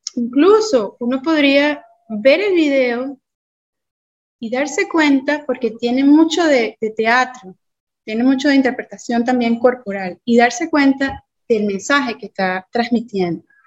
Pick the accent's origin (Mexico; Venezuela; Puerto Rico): Venezuela; como venezolana, latina al fin, que creció oyendo salsa